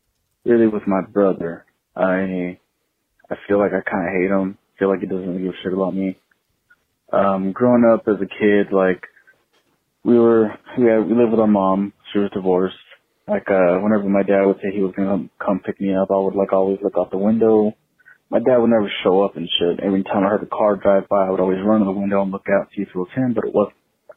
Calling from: Texas, United States; I'm calling from Texas

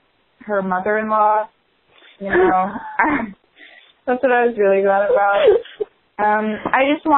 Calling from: Pennsylvania, United States; And we're calling from Pennsylvania.

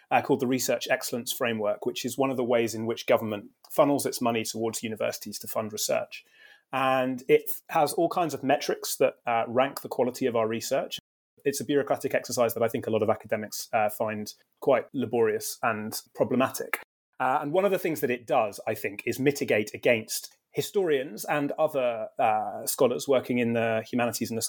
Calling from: United Kingdom; I'm speaking from Britain, where I was trained in American studies and where I teach American history.

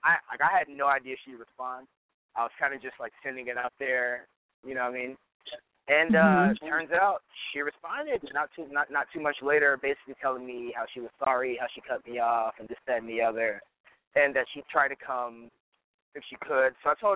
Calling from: Studio City, California, United States; from Studio City.

